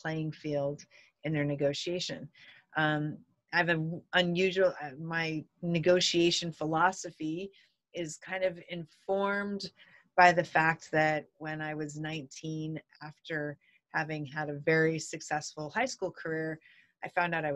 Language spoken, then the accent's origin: English; North Central Montana, United States; I grew up in this little tiny town in North Central Montana in the United States